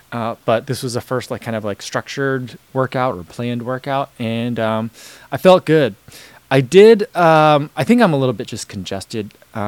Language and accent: English; United States; It's weird for me as an American to kind of like look at it and be like, oh, there's this thing that like no one knows about here.